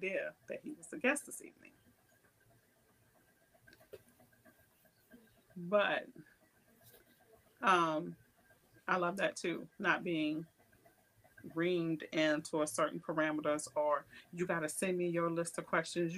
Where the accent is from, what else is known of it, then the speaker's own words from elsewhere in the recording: New Orleans, Louisiana, United States; I grew up in New Orleans